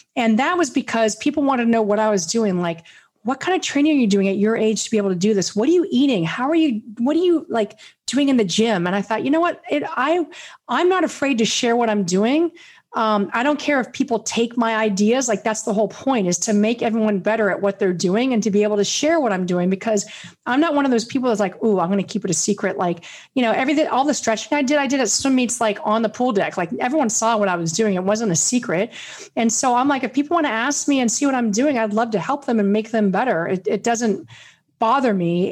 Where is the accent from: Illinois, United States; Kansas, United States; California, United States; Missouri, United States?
California, United States; Beverly Hills; I grew up in Beverly Hills